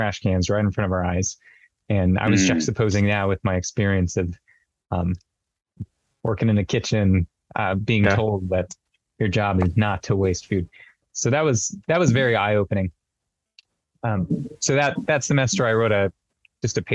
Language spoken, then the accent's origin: English; Mojave Desert, Southern California, United States; I grew up in Southern California out in the Mojave Desert